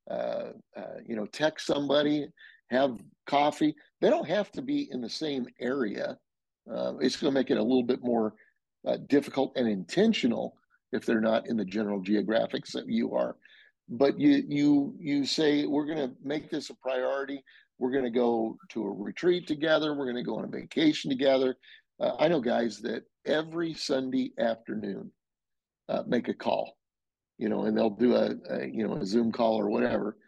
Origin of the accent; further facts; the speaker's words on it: Denver, Colorado, United States; moved away; we're from Denver. And so I'm back a few times